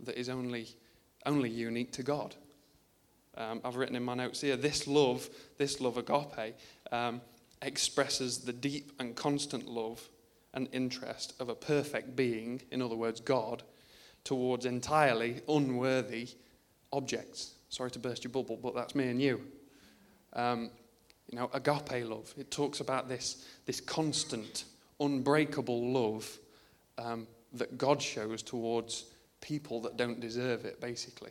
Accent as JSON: {"language": "English", "country": "United Kingdom", "said": "I'm British"}